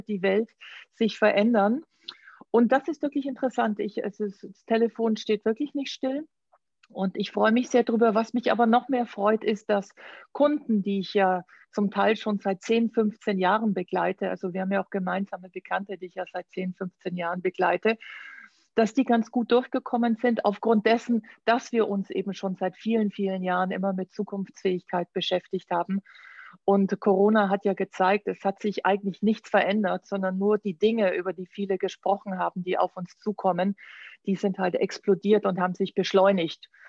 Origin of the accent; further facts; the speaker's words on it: Augsburg, Bavaria, Germany; born there; moved away as an adult; also born or lived in Düsseldorf / New York / Florence; Du, ich bin in Augsburg geboren Oh. Und äh, bin aber relativ früh geflüchtet